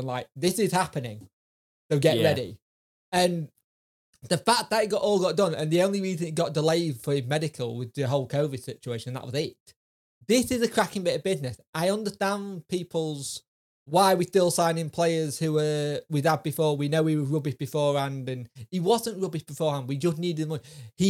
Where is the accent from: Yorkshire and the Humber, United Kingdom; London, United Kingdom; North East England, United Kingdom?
Yorkshire and the Humber, United Kingdom; I'm a Yorkshire lad.